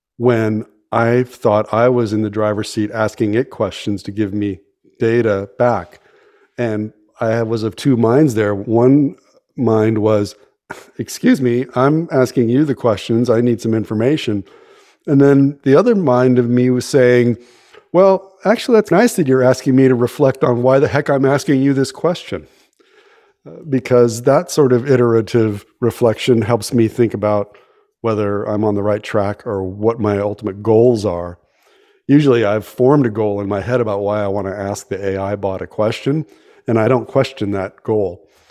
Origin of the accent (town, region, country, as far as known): San Francisco Bay Area, California, United States; born or raised there